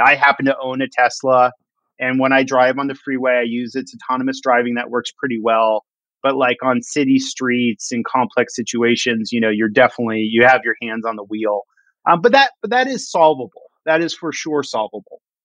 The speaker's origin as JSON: {"language": "English", "town": "Los Angeles", "region": "California", "country": "United States", "tie": "born or raised there", "moved": "as an adult", "lives_now": "Seattle, United States", "said": "I grew up in Los Angeles and I moved to Seattle when I was about 20 years old"}